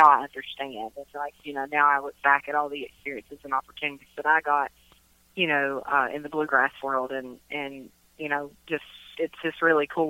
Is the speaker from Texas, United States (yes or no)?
no; Grundy, Virginia, United States; moved away as an adult; now in North Carolina, United States; I'm from Grundy, Virginia, and my dad was a coal miner